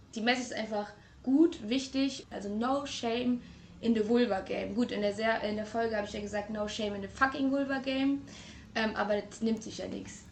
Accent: Trier, Rhineland-Palatinate, Germany; now in Hamburg, Germany; Gebürtig komme ich eigentlich aus Trier, aber ich lebe in Hamburg

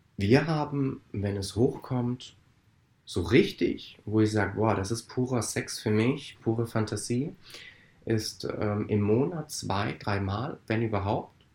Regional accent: Italy; Ich als Italiener

